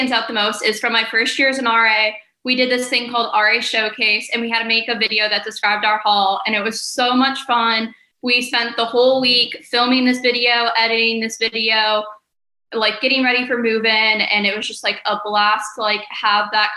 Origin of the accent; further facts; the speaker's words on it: North Ridgeville, Ohio, United States; moved away as an adult; now in Morgantown, United States; I am from North Ridgeville, Ohio